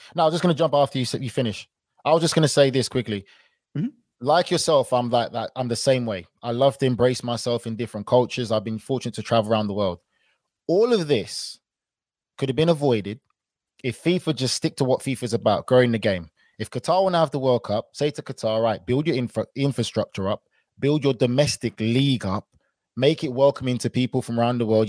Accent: England, United Kingdom; I was born and raised in England

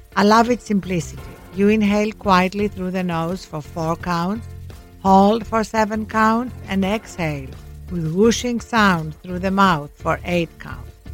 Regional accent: Greece; born or raised there

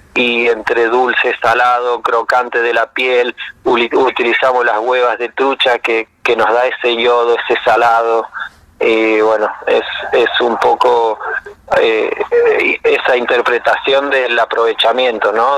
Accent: Jáchal, San Juan, Argentina; moved away as an adult; also born or lived in Mendoza / Barcelona; now in Bariloche, Argentina; yo soy de San Juan, de, de un pueblito a dos horas al norte, de un pueblo que se llama Hachal

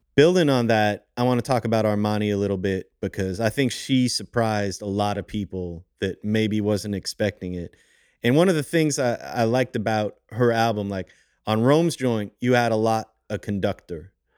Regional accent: Montreal, Quebec, Canada; I'm from Montreal

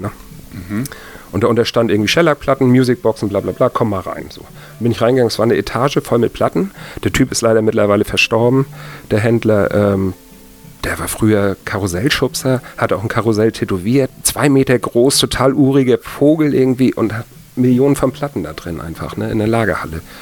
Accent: Kiel, Schleswig-Holstein, Germany; ich komme ursprünglich aus Kiel

